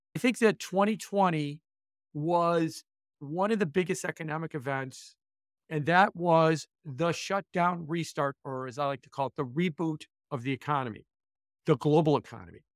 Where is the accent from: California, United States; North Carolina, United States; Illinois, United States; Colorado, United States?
Illinois, United States; Chicago; I moved it back to my hometown of Chicago